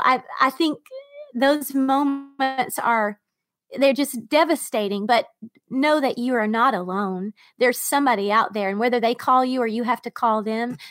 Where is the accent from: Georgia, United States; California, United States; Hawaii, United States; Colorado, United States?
Georgia, United States; born or raised there; moved away